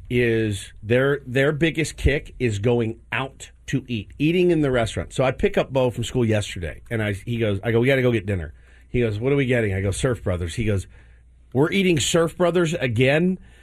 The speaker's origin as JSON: {"language": "English", "region": "Texas", "country": "United States", "tie": "born or raised there", "said": "We ate a lot of chilies growing up in Texas."}